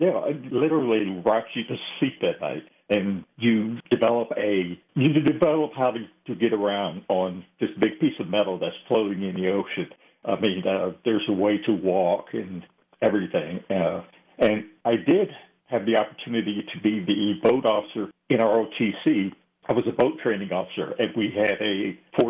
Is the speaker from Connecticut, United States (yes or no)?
no; Ohio, United States; moved away; I'm from Ohio, so we have the Great Lakes